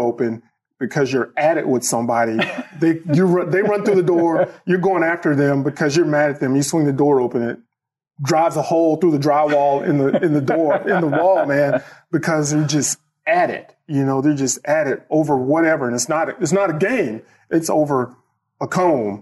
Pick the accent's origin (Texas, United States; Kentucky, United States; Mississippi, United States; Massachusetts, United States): Mississippi, United States; Starkville; moved away as an adult; also born or lived in Tuscaloosa, Alabama / Indianapolis, Indiana; now in Atlanta, United States; I grew up in Starkville, Mississippi